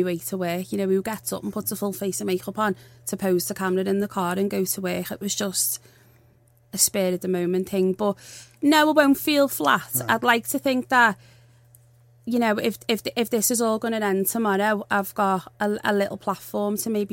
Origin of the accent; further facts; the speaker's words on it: Liverpool, North West England, United Kingdom; I'm from Liverpool. I'm not soft.